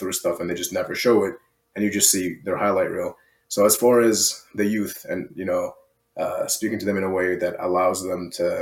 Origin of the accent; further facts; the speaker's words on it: Iraq; moved away; I'm from Iraq, first and foremost.